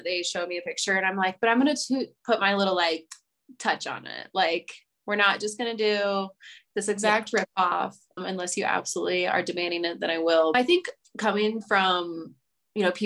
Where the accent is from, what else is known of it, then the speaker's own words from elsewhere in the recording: Iowa, United States; now in Denver, United States; I'm from Iowa